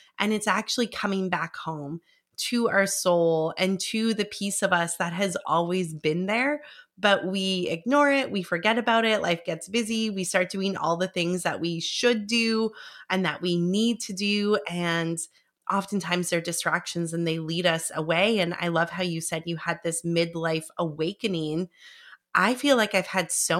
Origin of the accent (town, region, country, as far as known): Vancouver, British Columbia, Canada